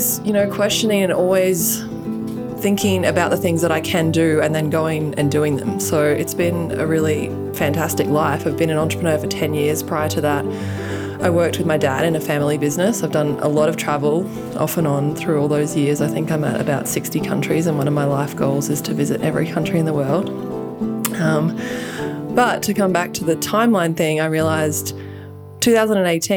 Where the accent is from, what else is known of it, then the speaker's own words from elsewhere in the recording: Australia; moved away as an adult; now in United States; I'm from Australia. I have a funny accent.